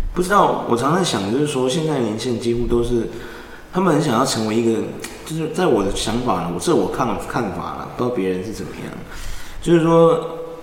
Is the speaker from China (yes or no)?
no; Taiwan; 我们台湾人的种族天赋是什么